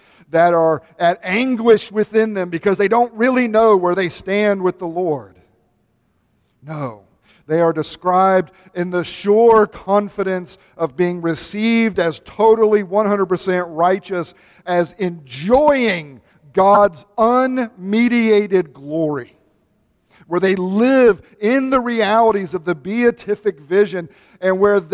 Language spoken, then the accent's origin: English; United States; as American Reformed evangelicals